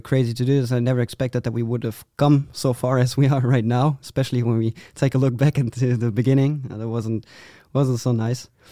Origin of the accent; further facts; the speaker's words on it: Vreden, North Rhine-Westphalia, Germany; I'm from a very small city, uh, in Germany, Vreden.